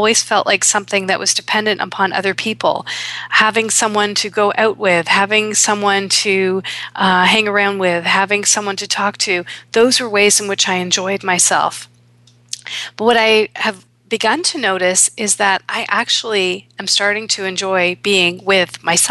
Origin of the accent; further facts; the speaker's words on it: Toronto, Ontario, Canada; in Toronto, here in my hometown